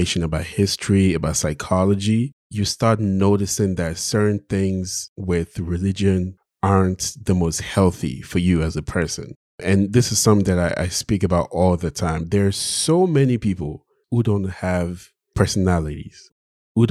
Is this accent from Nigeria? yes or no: yes; Nigeria; growing up in Nigeria, I went to all the churches possible.